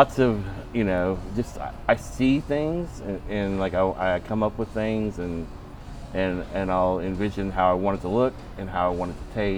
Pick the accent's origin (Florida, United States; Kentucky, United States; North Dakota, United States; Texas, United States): Texas, United States; moved away as an adult; now in Atlanta, United States; barbecue like what I grew up with in Texas